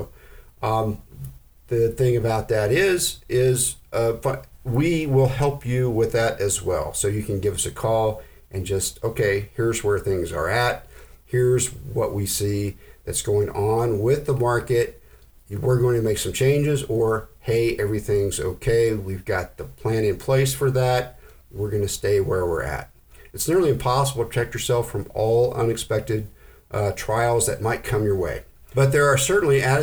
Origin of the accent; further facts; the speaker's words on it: Oklahoma, United States; I grew up in Oklahoma